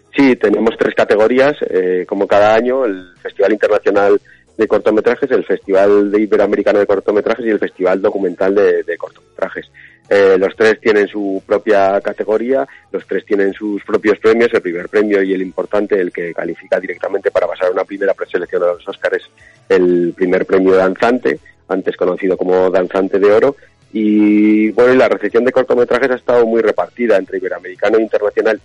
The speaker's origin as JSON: {"language": "Spanish", "region": "Aragon", "country": "Spain"}